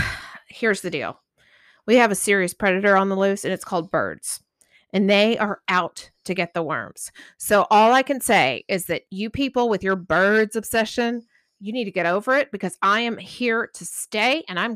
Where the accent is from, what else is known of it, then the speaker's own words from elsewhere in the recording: Corsicana, Texas, United States; I'm from Corsicana, Texas, and I love worms.